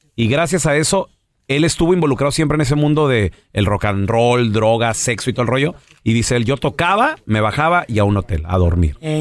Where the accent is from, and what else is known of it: Chihuahua, Mexico